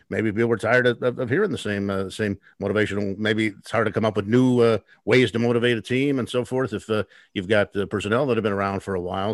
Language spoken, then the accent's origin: English; Los Angeles, California, United States; moved away; also born or lived in Chicago / Portland; growing up in Los Angeles, as I did